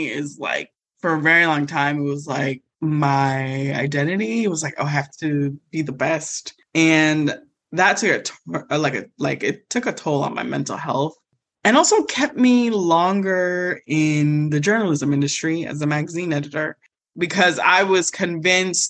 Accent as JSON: {"language": "English", "country": "Nigeria", "said": "I'm Nigerian"}